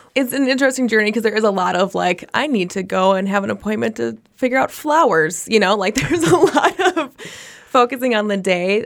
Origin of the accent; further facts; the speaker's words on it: Minnesota, United States; a native born Minnesotan